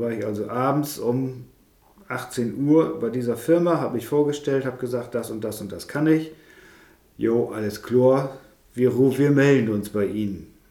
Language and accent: German; Elsfleth-Berne, Wesermarsch, Lower Saxony, Germany; aufgewachsen hier in der Wesermarsch, also ein nordisches Kind hier. Ja. Aus Werfleth-Berne, wenn die das kennt, da wo die Kirche im Deich ist